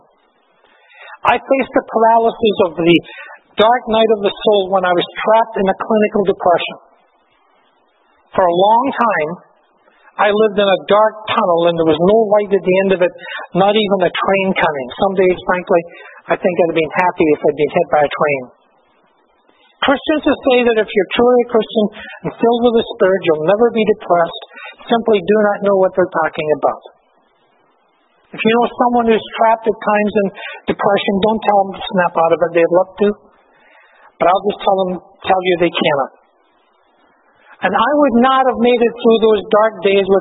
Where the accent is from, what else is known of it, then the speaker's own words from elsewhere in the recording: Glasgow, Scotland, United Kingdom; moved away; also born or lived in Victoria; When I was a small boy growing up in Glasgow, I grew up in these huge, dirty, smoky tenements